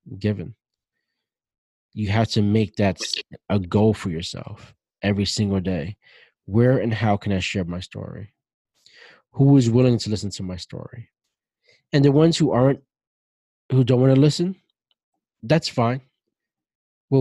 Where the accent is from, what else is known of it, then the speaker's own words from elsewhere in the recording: New York City, New York, United States; growing up the way I grew up in Brooklyn, in the projects, in the ghetto